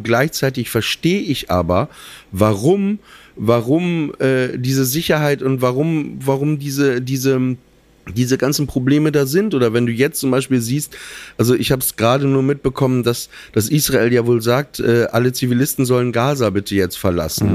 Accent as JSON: {"language": "German", "country": "Germany", "said": "ich bin deutsch in erster Linie, aber meine Mutter kommt aus Russland"}